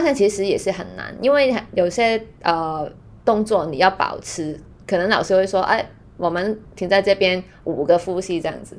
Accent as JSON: {"language": "Chinese", "country": "Hong Kong", "second_language": "Chinese", "said": "因为可能我是香港人"}